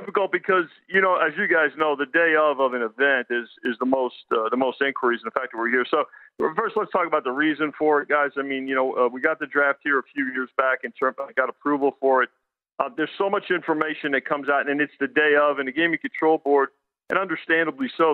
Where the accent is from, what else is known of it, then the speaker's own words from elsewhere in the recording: New York metropolitan area, United States; I grew up in the New York metropolitan area